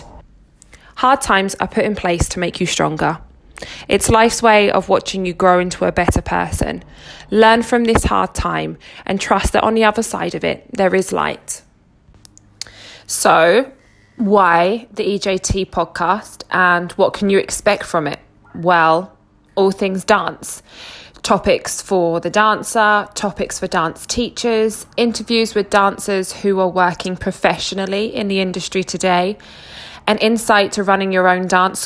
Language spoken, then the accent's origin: English; Harwich, East of England, United Kingdom; moved away as an adult; also born or lived in Scotland; now in Elgin, United Kingdom; I grew up in Essex, a small seaside town called Harwich, and I lived there till I was 17